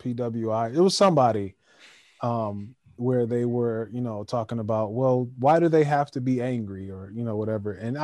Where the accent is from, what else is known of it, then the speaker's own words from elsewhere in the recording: Calgary, Alberta, Canada; I'm from Calgary. Alberta, Canada.